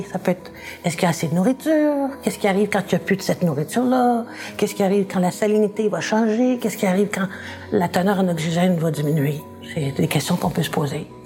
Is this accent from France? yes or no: no; Chicoutimi, Quebec, Canada; born there; also born or lived in North Africa; Je suis née à Chicoutimi, il y avait le fjord du Saguenay. Ensuite, euh, j'ai habité l'Afrique du Nord, on restait proche de la mer, sur une plage, c'est quand même pas rien.